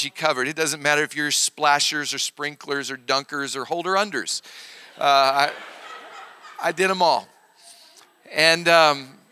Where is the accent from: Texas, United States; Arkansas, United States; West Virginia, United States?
Arkansas, United States; now in Oklahoma, United States; I grew up in Arkansas. I'm a real hillbilly.